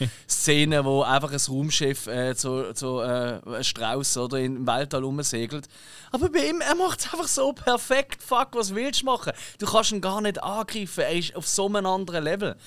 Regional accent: Switzerland; ich bin Schweizer

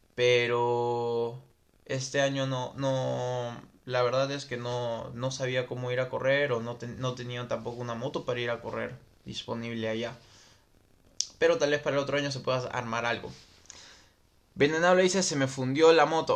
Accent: Lima, Peru; Soy de Lima y tengo 29 años.

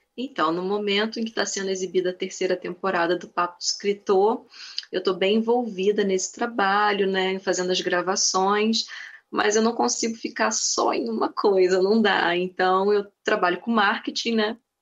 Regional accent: Nova Friburgo, Rio de Janeiro, Brazil; Sim, sou friburguense. Eu já morei um tempo no Rio, mas eu sou aqui de Friburgo mesmo e atualmente morando em Nova Friburgo

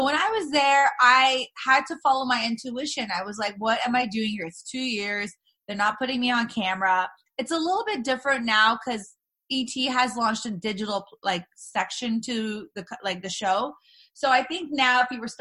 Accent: Los Angeles, California, United States; I'm born and raised in LA. All my family's here

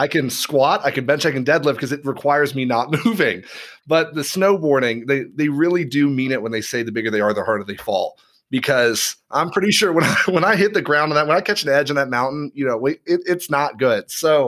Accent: Knoxville, Tennessee, United States; born there; also born or lived in overseas; But like, I mean, I grew up overseas. I was born on the East Coast of the U.S. Like I'd never experienced snow. Like I was born in Knoxville, Tennessee.

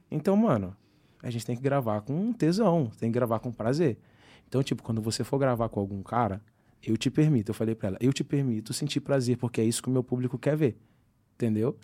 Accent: Angra dos Reis, Rio de Janeiro, Brazil; moved away; em Angra que como eu sou nascido e criado lá

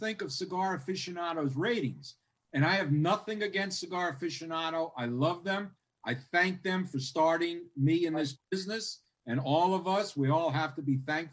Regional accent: New York City, New York, United States; I'm from Howard Beach.

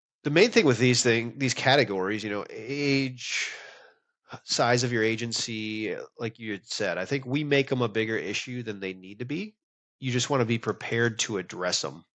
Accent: Wisconsin, United States; now in Texas, United States; I'm from Wisconsin.

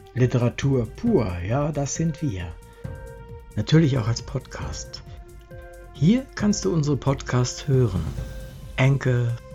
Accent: Germany; moved away; also born or lived in Munich; ich bin da halt mit dem Blick auf den Rhein aufgewachsen

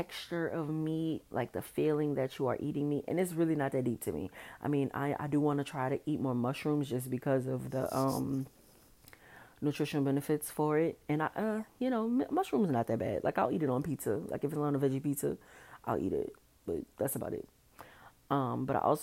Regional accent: New Orleans, Louisiana, United States; also born or lived in Dallas; I am from New Orleans

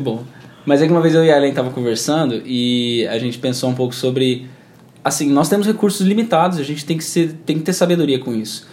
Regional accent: Campo Grande, Mato Grosso do Sul, Brazil; moved away as an adult; now in Campinas, Brazil; Eu sou daqui de Campo Grande, e mas eu, mas eu não moro aqui atualmente, eu tô morando em Campinas, São Paulo

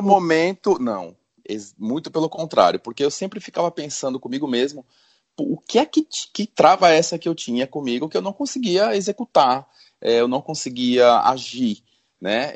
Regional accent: São Paulo, Brazil; now in Natal, Brazil; nasci em São Paulo e hoje eu moro em Natal, no Rio Grande do Norte

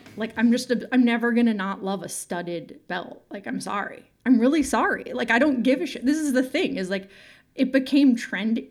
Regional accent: San Francisco, California, United States; I'm from San Francisco and sort of grew up there in the nineties and the early aughts

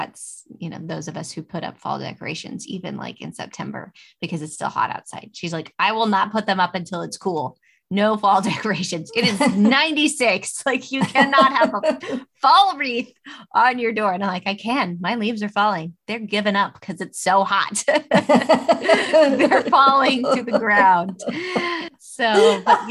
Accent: Jones, the South, United States; growing up in Jones and summers in Jones

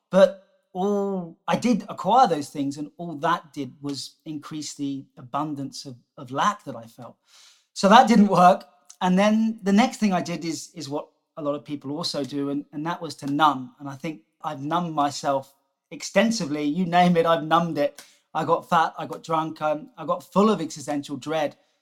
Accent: Jersey; moved away; also born or lived in South Africa; I grew up on on Jersey

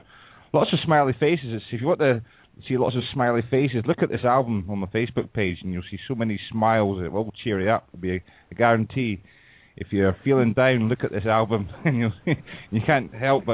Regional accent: Scotland, United Kingdom; Scotland's really small

